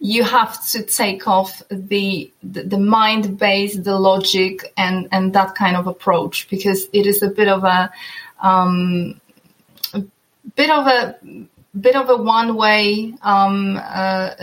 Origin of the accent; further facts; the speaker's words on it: Poland; also born or lived in northern Norway; now in Norway; while I live in the northern Norway, I'm originally from Poland.